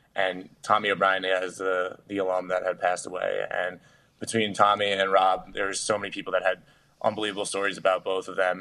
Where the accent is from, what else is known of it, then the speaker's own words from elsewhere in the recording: Yorktown Heights, New York, United States; my hometown, Yorktown Heights, New York